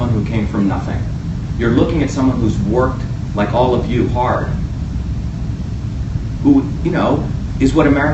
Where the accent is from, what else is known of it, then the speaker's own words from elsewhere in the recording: New Jersey, United States; also born or lived in India; I grew up in New Jersey